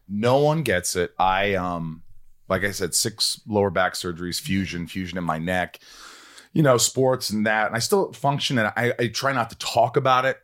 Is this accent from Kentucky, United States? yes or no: no; Indiana, United States; moved away; no creativity where I grew up in Indiana